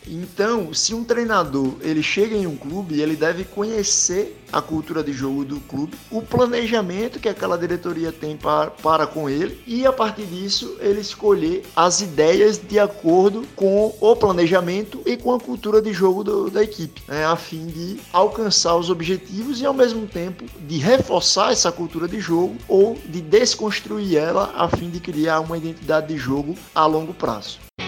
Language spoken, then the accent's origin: Portuguese; Aracaju, Sergipe, Brazil; sou natural de Aracaju, Sergipe